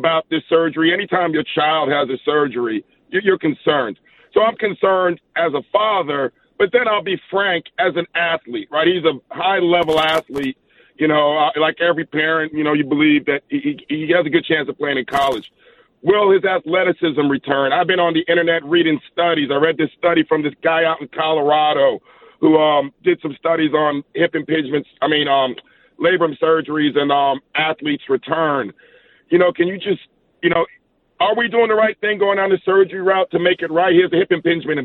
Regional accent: Jamaica; also born or lived in Queens, New York; now in Irvine, United States; Originally Jamaica, but a little bit of New York in there too.

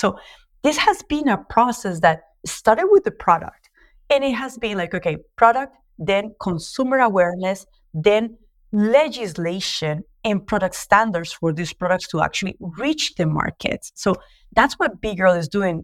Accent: Colombia; accent: Latino; English is a second language; moved away as an adult; also born or lived in New York, United States; now in Mozambique; as you can tell from my accent, I'm Latino, so I'm a Colombian industrial designer

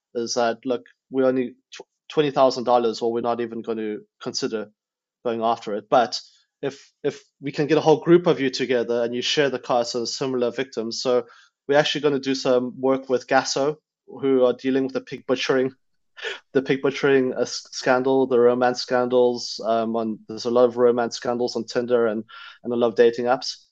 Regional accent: South Africa; moved away; I grew up in South Africa

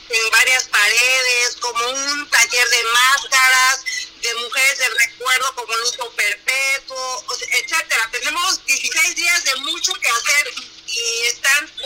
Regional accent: Atoyac, Guerrero, Mexico; now in Acapulco, Mexico; Yo, como fanática y amante mi tierra Toyac

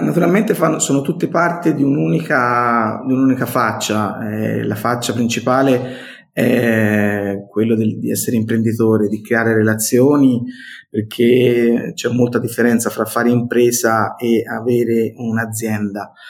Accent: Montelupo Fiorentino, Tuscany, Italy; accent: Tuscan; Sono toscano, come credo si senta dal mio accento, classe 1972

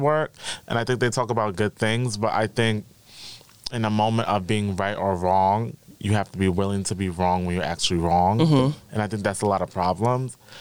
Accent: New York City, New York, United States; I'm from the Bronx

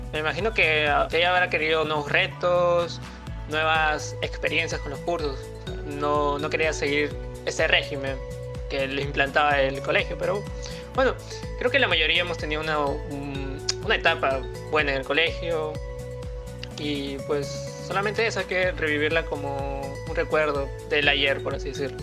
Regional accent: Lima, Peru; una vez que nos fuimos un viaje fuera de Lima

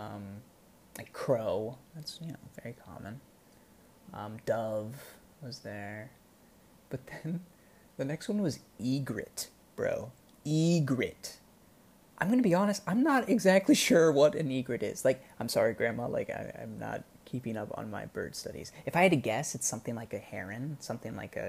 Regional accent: United States; moved away as an adult; now in Bangkok, Thailand; I'm the only American who works there.

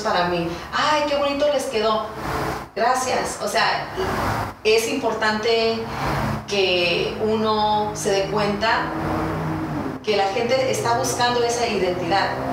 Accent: United States; also born or lived in San Diego, California; como chicana, como mexicana, viviendo aquí en Estados Unidos

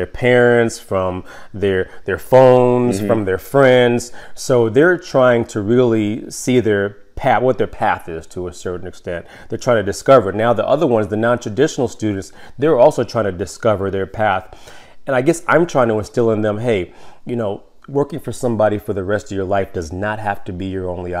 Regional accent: New York City, New York, United States; now in Downers Grove, United States; I'm originally from New York City

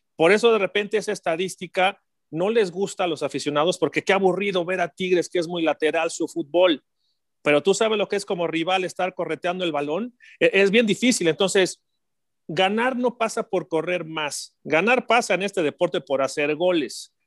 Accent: Mexico; como mexicanos

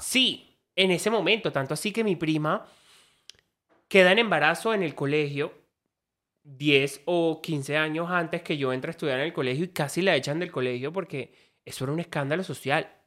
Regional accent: Caribbean coast, Colombia; soy costeño, familia ganadera, familia costeña, donde a mí nunca me dijeron eh, no a muchas cosas, pero sí a esto es de niño y esto es de niña. O sea, yo me crié con esa perspectiva

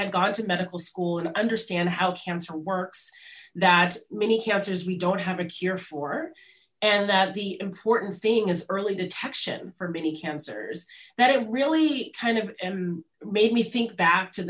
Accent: Los Angeles, California, United States; moved away as an adult; I grew up in Los Angeles, where I'm speaking to you from here today

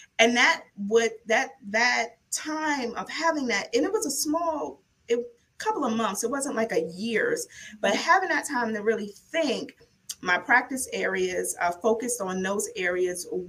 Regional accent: New York City, New York, United States; moved away as an adult; also born or lived in Pennsylvania / Maryland; born and raised in the South Bronx, went to Lincoln University, the first HBCU, moved to Maryland to go to law school

